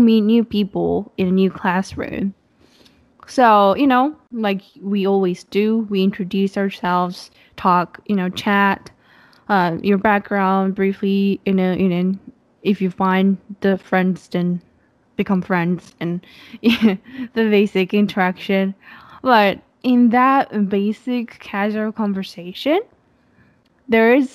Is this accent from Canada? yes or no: no; Japan; English is a second language; moved away as an adult; now in United States; I came to the States after I was born and raised for 18 years in Japan, came to the US